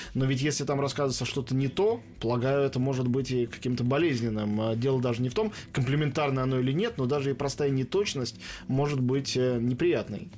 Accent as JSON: {"language": "Russian", "region": "Moscow", "country": "Russia", "said": "как москвич, что в Москве"}